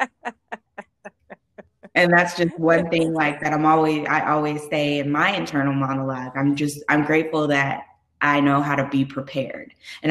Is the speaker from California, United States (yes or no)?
yes; California, United States; I'm from California